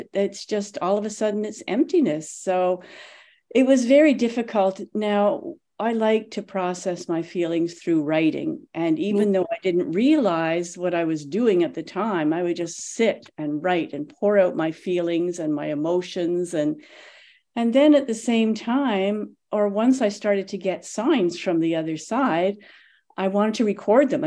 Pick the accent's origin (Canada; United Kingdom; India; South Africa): Canada; moved away as an adult; now in Tulsa, United States; I've only been here a couple of years. I'm from Canada originally